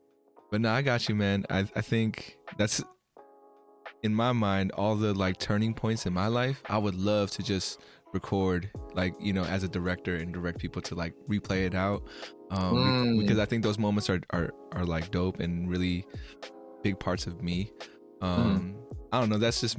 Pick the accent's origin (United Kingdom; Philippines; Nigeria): Philippines; I mean, you know, I'm Filipino, but everyone tells me I look like any other kind of Asian.